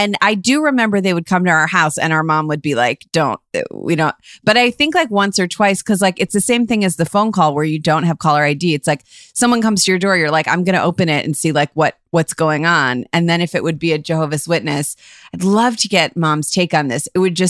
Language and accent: English; Cleveland, Ohio, United States; moved away; I was just in Cleveland and I was driving down Giles Road, which is really close to where we grew up.